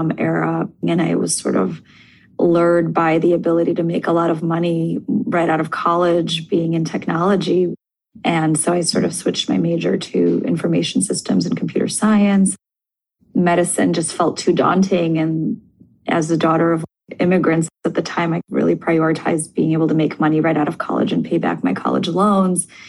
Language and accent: English; Moscow, Russia; moved away; I grew up in Moscow in Russia